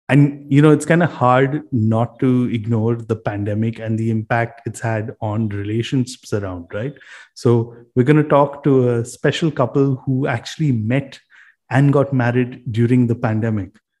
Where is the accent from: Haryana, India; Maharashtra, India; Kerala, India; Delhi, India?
Maharashtra, India; Mumbai; We grew up in Bombay. Uh, we spent most of our lives in Bombay.